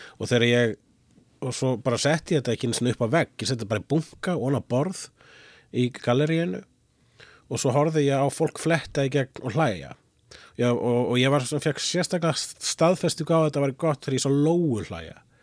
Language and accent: Icelandic; Reykjavík, Capital Region, Iceland; born or raised there; also born or lived in Svarfaðardalur, North Iceland / Sweden / Amsterdam, Netherlands